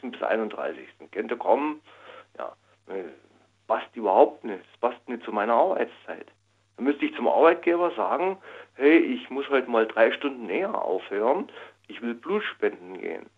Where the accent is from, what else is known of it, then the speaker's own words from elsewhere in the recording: East Saxony, Germany; moved away as an adult; now in Karlsruhe, Germany; in meiner Heimat in Ostsachsen